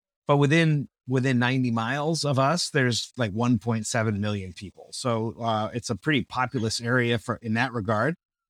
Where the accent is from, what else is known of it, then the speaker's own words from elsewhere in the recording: Burbank, California, United States; now in Peoria, United States; It's almost always the question that people ask when they find out I'm from Burbank, California.